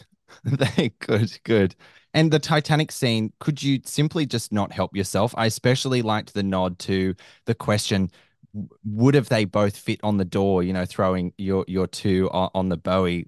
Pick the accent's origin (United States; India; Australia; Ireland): Australia; Sydney, New South Wales; I'm from Sydney